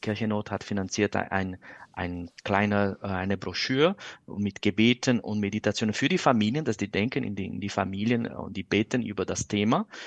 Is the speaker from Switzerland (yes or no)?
no; Brazil; German is a second language; moved away; ich komme aus Brasilien